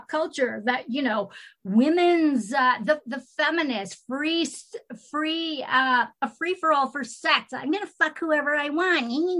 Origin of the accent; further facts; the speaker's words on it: California, United States; moved away; also born or lived in Marin County; I come from California.